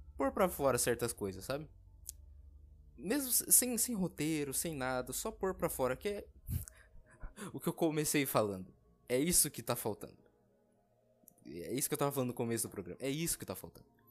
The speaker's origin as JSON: {"language": "Portuguese", "country": "Brazil", "tie": "born or raised there", "said": "eu que nasci aqui no Brasil, no Brazilian, eu realmente eu não queria ter nascido aqui"}